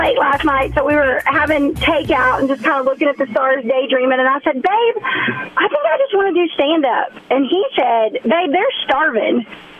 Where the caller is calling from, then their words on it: Rogers, United States; Hey guys, it's your number one fan … giving you a call from Rogers this morning.